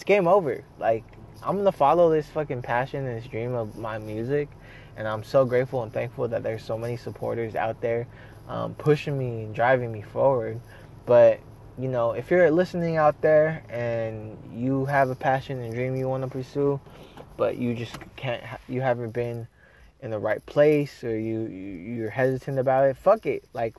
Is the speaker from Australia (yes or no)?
no; Philippines; now in United States; Now the only difference is that I'm Filipino. I'm a Filipino American immigrant, and I am telling my story.